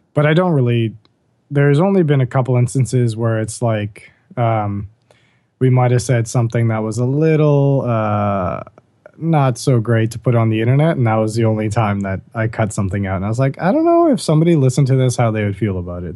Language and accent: English; Bahamas; growing up in the Bahamas. We went to the same high school together